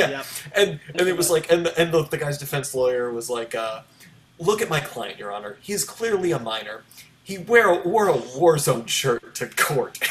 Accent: Baltimore, Maryland, United States; my hometown of baltimore

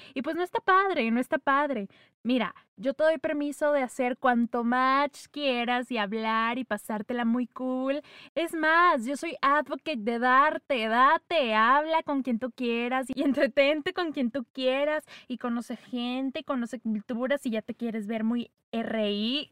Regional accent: northern Mexico, Mexico; accent: norteño; se me salió mucho el acento norteño.

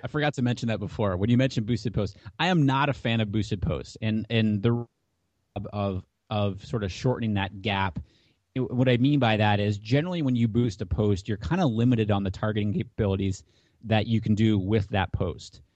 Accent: Hampton, New Hampshire, United States; I grew up in Hampton, New Hampshire.

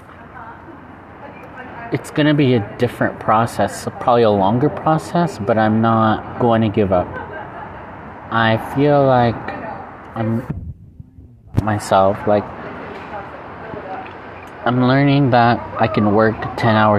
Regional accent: United States; I'm American

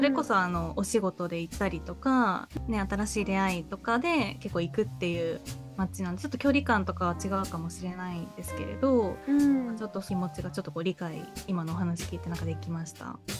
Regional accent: Iwate, Japan; now in Kanto, Japan; 私もあの岩手出身なので

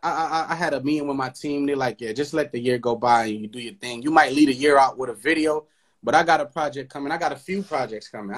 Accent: Haiti; now in United States; Because I grew up in Haiti. I was raised in Haiti until I came here for school

